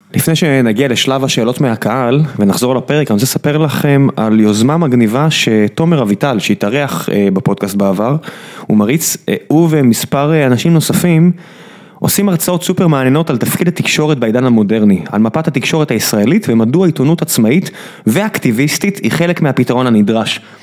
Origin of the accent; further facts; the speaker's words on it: Israel; אני ישראלי